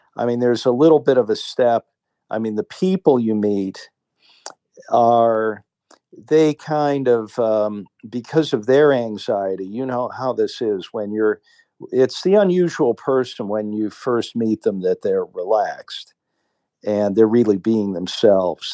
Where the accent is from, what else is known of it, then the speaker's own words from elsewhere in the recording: Cleveland, Ohio, United States; moved away as an adult; also born or lived in New York; now in Sweden; I loved Cleveland and, uh, I loved my home, all my roots were there